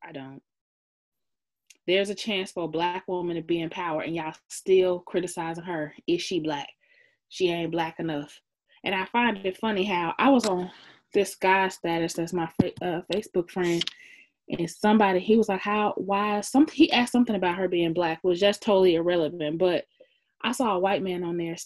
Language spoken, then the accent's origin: English; United States; I'm black, I'm from America, therefore I am African-American.